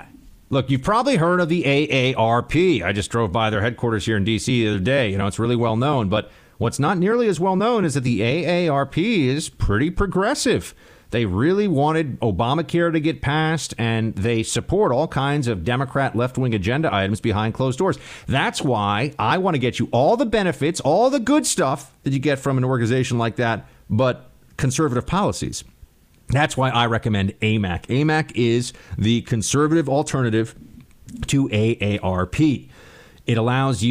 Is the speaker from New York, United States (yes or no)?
yes; New York City, New York, United States; some commie from Manhattan